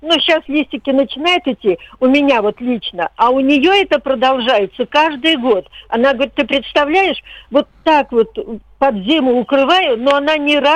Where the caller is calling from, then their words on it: Podolsk, Moscow Oblast, Russia; Я из Подольска. Подольск.